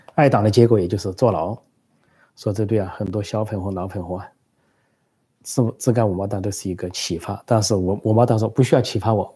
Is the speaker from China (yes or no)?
yes; China; 作为中国人，倍感羞辱、倍感耻辱